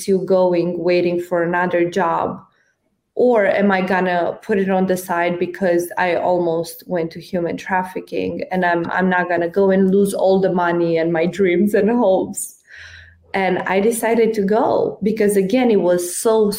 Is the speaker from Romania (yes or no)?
yes; Romania; moved away as an adult; also born or lived in United States; So I was in Romania. I grew up in Romania. I spent my whole life there until I was 24.